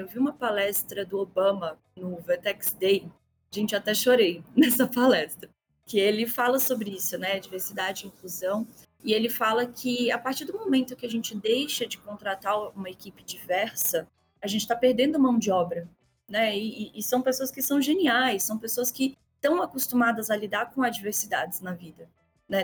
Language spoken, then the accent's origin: Portuguese; Belo Horizonte, Minas Gerais, Brazil; accent: mineiro; Se meu sotaque não tiver entregado ainda, eu sou mineirinha, né, lá de BH.